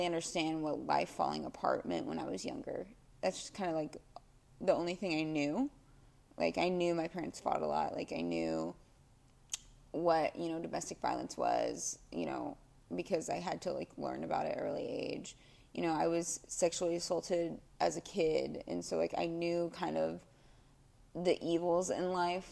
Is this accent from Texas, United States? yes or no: yes; Dallas, Texas, United States; I was born and raised in Dallas